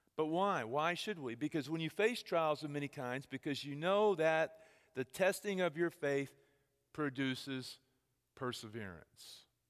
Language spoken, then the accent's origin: English; Texas, United States; moved away; I'm from Texas.